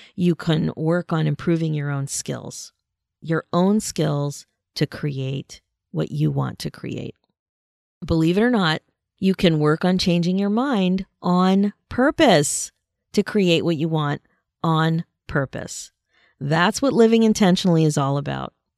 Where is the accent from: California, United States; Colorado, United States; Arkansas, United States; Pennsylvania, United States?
Pennsylvania, United States; now in Canada; I grew up in Pennsylvania and was very involved in a high school marching band, the North Penn Marching Knights